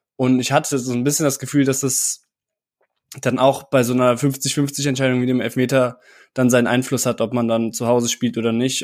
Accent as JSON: {"language": "German", "town": "Cologne", "region": "North Rhine-Westphalia", "country": "Germany", "tie": "born or raised there", "said": "Ich bin äh, kurz vor der Jahrtausendwende geboren hier in Köln"}